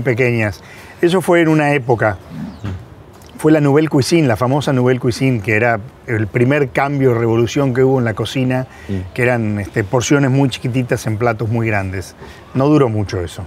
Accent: Argentina

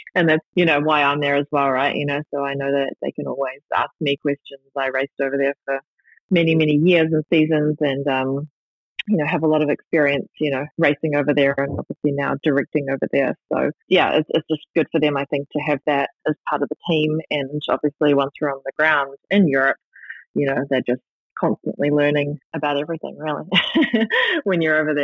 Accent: Christchurch, Canterbury, New Zealand; now in North America; Christchurch, you know, in my hometown

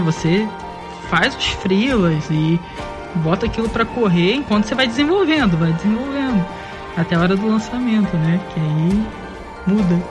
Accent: Cabo Frio, Rio de Janeiro, Brazil; eu sou de Cabo Frio, é a sétima cidade mais antiga do Brasil

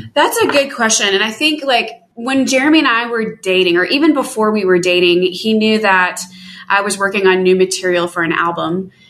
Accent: Atlanta, Georgia, United States; I'm from Atlanta.

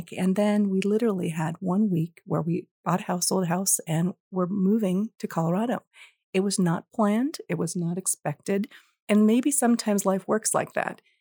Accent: India; born there; moved away; I was born in India and I think coming from a, a different place and coming here as an immigrant, I've always had an interest in all things international.

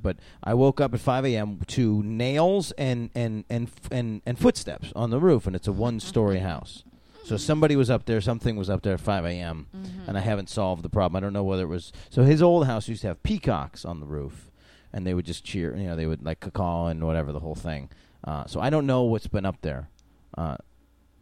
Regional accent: Syracuse, New York, United States; also born or lived in Albany, New York; So I'm from upstate New York. I was born in Albany. I was raised in Syracuse.

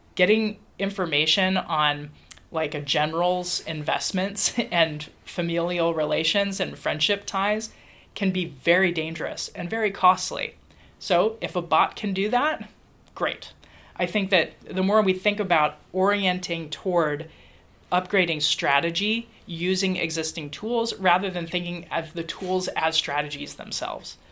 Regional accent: Dayton, Ohio, United States; I was growing up in Dayton, Ohio

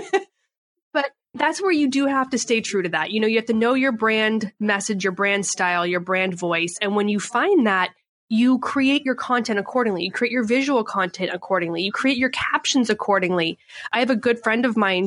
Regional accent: Canada; moved away as an adult; now in San Diego, United States; I was born and raised in Canada

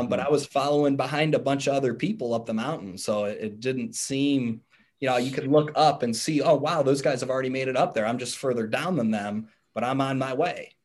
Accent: Cleveland, Ohio, United States; moved away as an adult; now in Cincinnati, United States; me being from Cleveland and still being in my home state

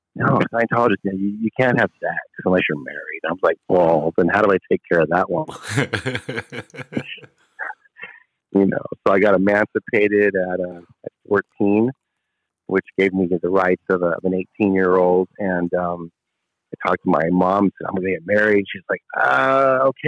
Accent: Port Hueneme, California, United States; I was born in Port Hueneme, California

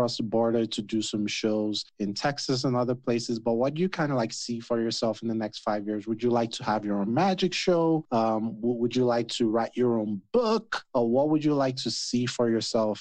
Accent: Nigeria; I'm Nigerian, right? I'm West African

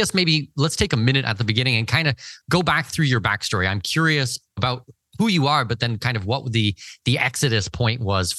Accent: Canada; But, you know, I'm Canadian

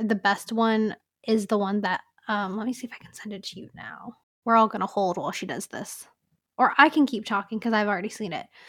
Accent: California, United States; growing up in California

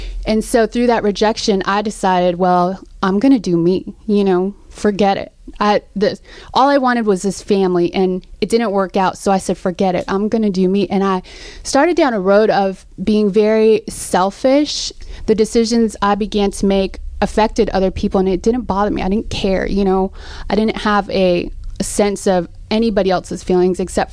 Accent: Seattle, Washington, United States; also born or lived in Philippines; I was born in the Philippines and raised in Seattle

